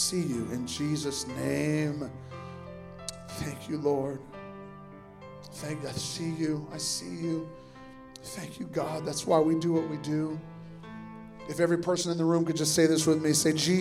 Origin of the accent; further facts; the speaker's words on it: Sioux City, Iowa, United States; I was born and raised in Sioux City, Iowa, and I lived on what was called the west side of town for us